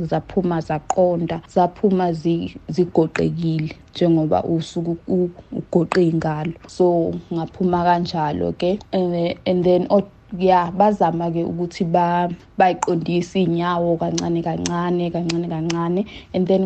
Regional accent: Mtubatuba, KwaZulu-Natal, South Africa; ngisuka eMtubatuba esigodini saseMpumeni.

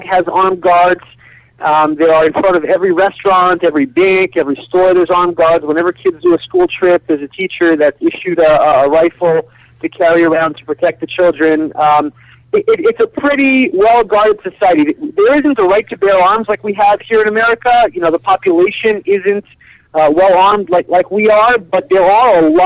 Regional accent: Kiryat Arba, Israel; moved away as an adult; now in United States; I grew up in Israel in the settlement of Kiryat Arba, which is next to Hebron in the West Bank.

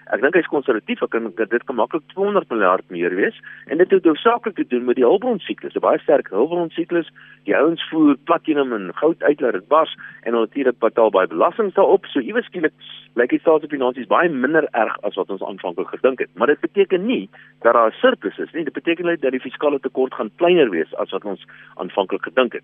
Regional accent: South Africa; ons as Suid-Afrikaners

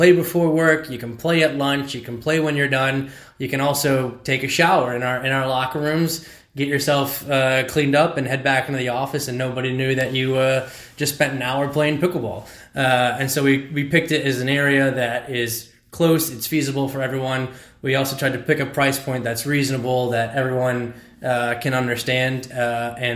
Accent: Toledo, Ohio, United States; moved away as an adult; also born or lived in Philadelphia, Pennsylvania; now in St. Louis, United States; I am originally from Toledo, Ohio. And then I moved to Philadelphia, where I played collegiate squash at Drexel University for all 4 years

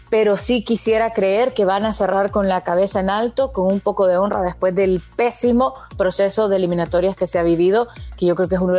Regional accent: Honduras; nos quedamos nosotros los hondureños

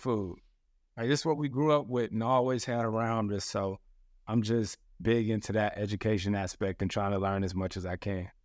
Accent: the South, United States; I'm from the South

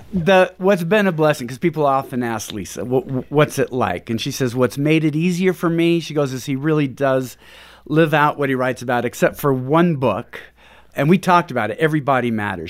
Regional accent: Pacific Northwest, United States; moved away as an adult; now in Houston, United States; We're from Pacific Northwest

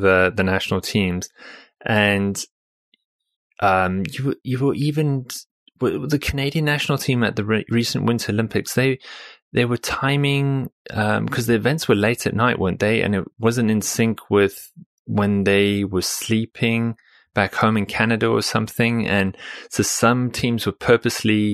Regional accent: South Africa; moved away; I'm originally from South Africa

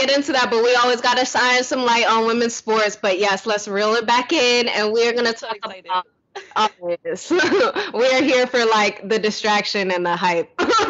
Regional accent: New York, United States; Like, you know, I'm a New Yorker at heart.

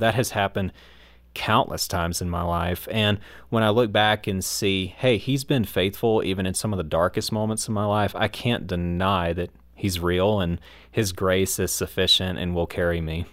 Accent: United States; my American biased mind

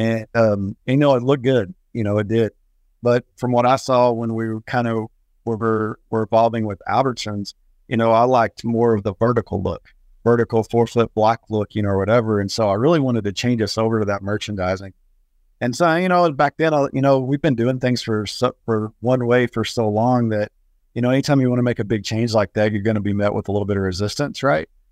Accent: Abilene, Texas, United States; moved away as an adult; now in Lubbock, United States; I was from Abilene, moved to Lubbock in February of two thousand to be a produce buyer.

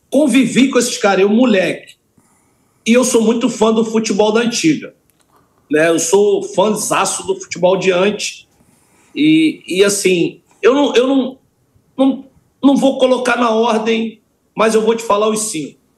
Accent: Santos, São Paulo, Brazil; born there; eu sou nascido em Santos, na época que meu pai jogava lá

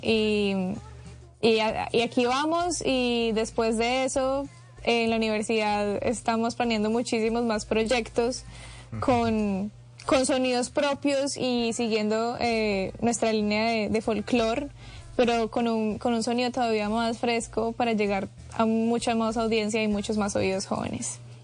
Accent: Pereira, Risaralda, Colombia; toda mi gente de Pereira

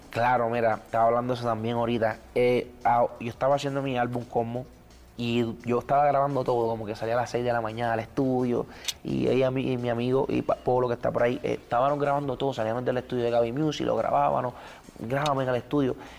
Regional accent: Puerto Rico; soy bien cultural de Puerto Rico

